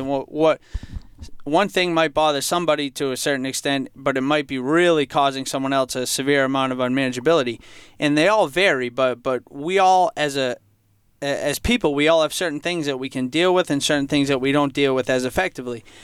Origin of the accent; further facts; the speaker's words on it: Franklin, United States; growing up in Franklin, I for most of my life, I, I felt like I came from a, a, happy, healthy home.